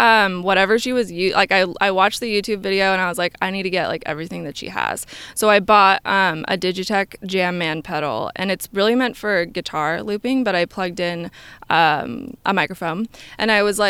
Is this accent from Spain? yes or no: no; Lake Oswego, Oregon, United States; also born or lived in New York; I grew up in Lake Oswego, a little town outside of Portland, and I was there up until I went to college in New York.